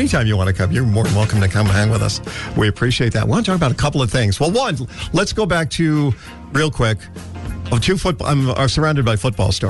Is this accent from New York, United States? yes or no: yes; New York City, New York, United States; moved away; I grew up in the Bronx in New York